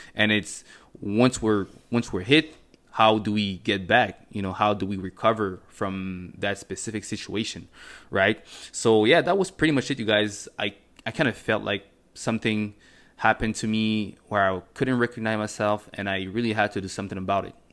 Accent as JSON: {"language": "English", "town": "Montreal", "region": "Quebec", "country": "Canada", "tie": "born or raised there", "also_born_or_lived": "Cameroon", "first_language": "French", "second_language": "English", "said": "I was born in Cameroon. Um, in nineteen ninety-five, came to Canada. I think it was in nineteen ninety-nine when I was about four years old or something like that. Um, and I grew up in Montreal. My first language is, is French"}